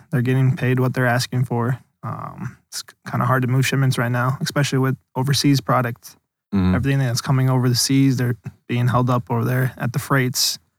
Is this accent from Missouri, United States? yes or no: yes; St. Louis, Missouri, United States; also born or lived in Chicago, Illinois; I was born in Chicago. Family moved down here when I was two. Mm-hmm. Grew up in South County, St. Louis. Went to Afton. Went to undergrad at SLU.